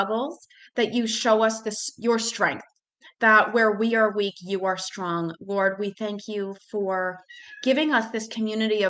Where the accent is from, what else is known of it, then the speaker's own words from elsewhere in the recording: Massachusetts, United States; moved away as an adult; now in Charlotte, United States; I am originally from Massachusetts, and then I moved to Charlotte in 2014